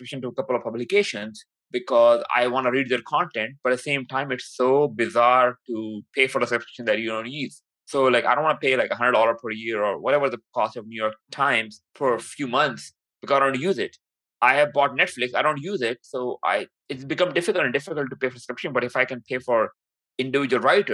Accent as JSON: {"language": "English", "country": "Pakistan", "moved": "yes", "said": "I'm from Pakistan"}